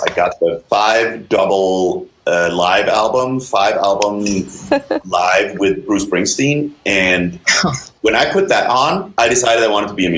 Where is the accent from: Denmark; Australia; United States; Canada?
Denmark; moved away; I'm originally from Denmark, small country over in Europe.